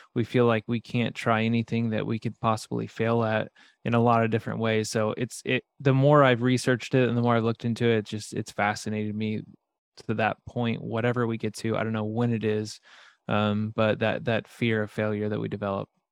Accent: Midwest, United States; I grew up in the Midwest

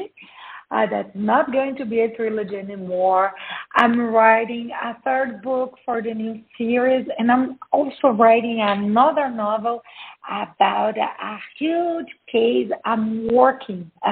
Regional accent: Brazil; I'm from Brazil. I was born and raised in Brazil.

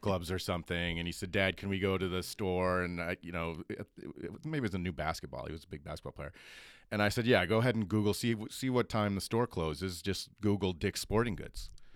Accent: Grand Rapids, Michigan, United States; Jenny and I grew up in Grand Rapids. That's where we met at East Kentwood High School there in the suburbs of Grand Rapids.

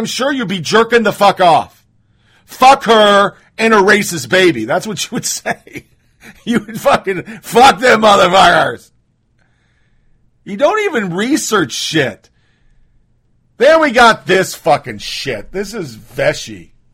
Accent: Canada; I'm Canadian. These are normal.

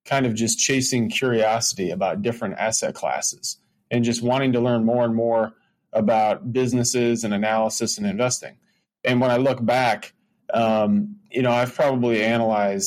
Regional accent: Michigan, United States; now in Chicago, United States; I grew up in Michigan, actually, before Chicago

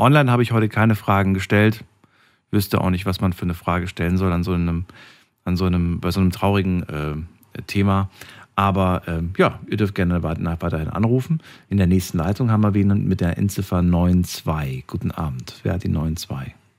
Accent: Germany; hier bei uns in Deutschland

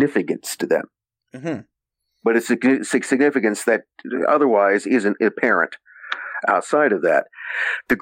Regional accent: San Joaquin Valley, California, United States; I'm from the San Joaquin Valley, so I'm from further south than there

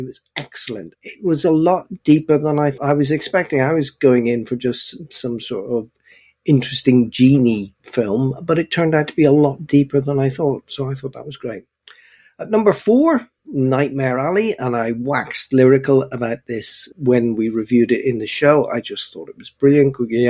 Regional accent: Belfast, Northern Ireland, United Kingdom; It just reminded me so much of my youth, not so much growing up in Belfast and the tanks outside the front door and that sort of thing, because I'm a bit outside of all

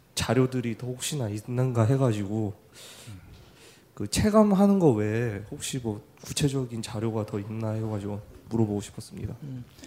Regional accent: Gwangju, South Korea; 고향은 광주예요

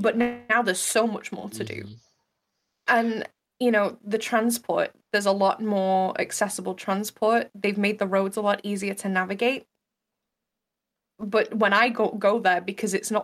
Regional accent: Manchester, North West England, United Kingdom; where I grew up in Manchester

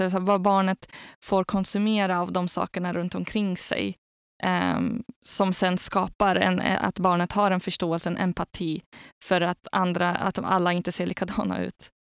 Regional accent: Algeria; now in Sweden; jag har själv jag har vuxit upp i Algeriet

